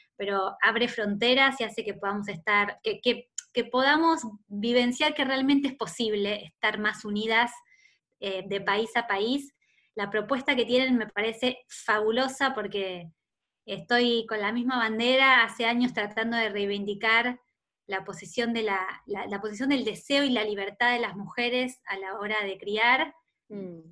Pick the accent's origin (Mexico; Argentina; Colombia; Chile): Argentina; Rosario, Santa Fe; now in Buenos Aires, Argentina; Yo nací en Rosario, que es una ciudad muy linda de, Argentina, que está en Santa Fe